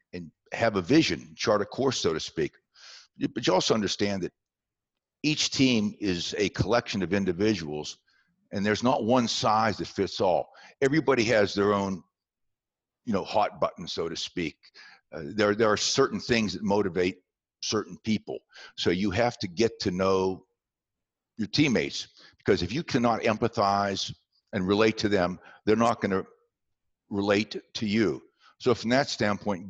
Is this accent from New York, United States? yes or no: no; southwestern Pennsylvania, United States; moved away; also born or lived in West Virginia; I was born in West Virginia and raised in southwestern Pennsylvania. I was raised in a small coal mining town